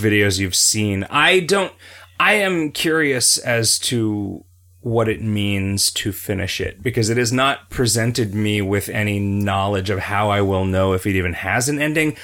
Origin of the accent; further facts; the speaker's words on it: United States; I am an American